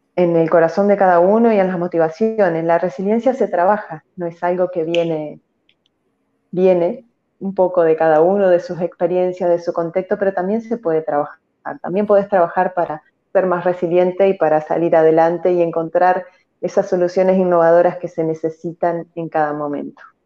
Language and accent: Spanish; Argentina; acá mi pueblo es muy pequeño